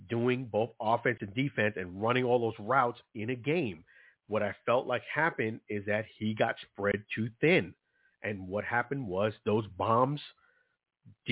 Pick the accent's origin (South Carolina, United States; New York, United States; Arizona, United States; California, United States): New York, United States; New York City; I'm from Brooklyn, New York.